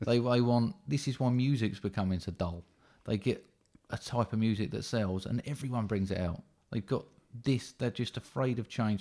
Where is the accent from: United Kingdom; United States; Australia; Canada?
United Kingdom; being British